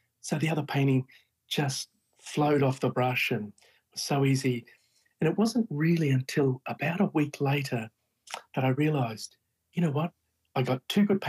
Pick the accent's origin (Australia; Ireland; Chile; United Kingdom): Australia; Brisbane, Queensland; my hometown in Brisbane